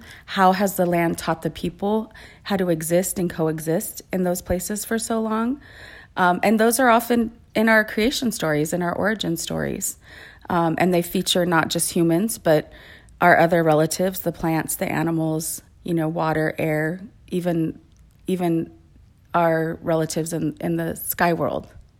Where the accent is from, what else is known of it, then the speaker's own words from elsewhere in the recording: California, United States; And I am Ipai from the Ipai Nation of Santa Isabel, and also Yo'em, which is Yaqui.